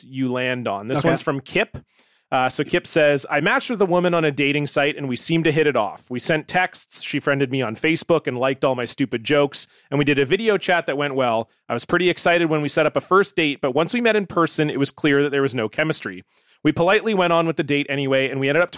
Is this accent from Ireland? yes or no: no; Canada; my guy, Canadian guy from my hometown, Andy Anderson